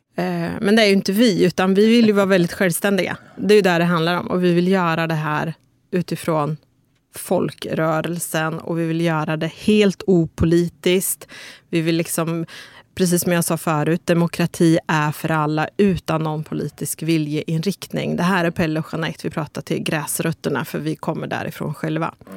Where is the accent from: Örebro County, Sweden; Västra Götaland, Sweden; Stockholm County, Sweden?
Örebro County, Sweden; Örebro; Jag är uppväxt i Vivalla